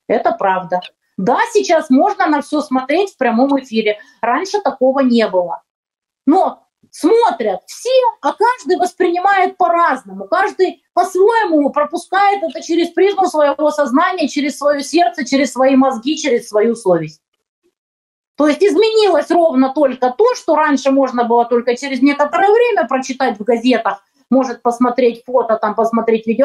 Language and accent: Russian; Ukraine; also born or lived in Donbas; я украинка